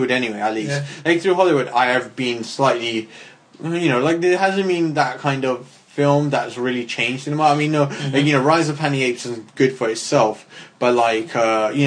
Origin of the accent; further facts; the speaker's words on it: United Kingdom; as a Brit